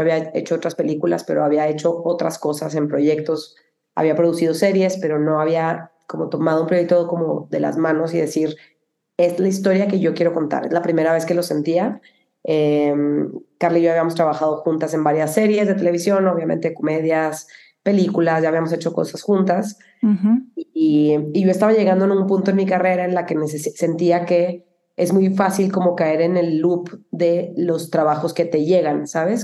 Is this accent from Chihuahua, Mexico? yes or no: yes; Cuauhtémoc, Chihuahua, Mexico; moved away; also born or lived in Monterrey; soy de Chihuahua.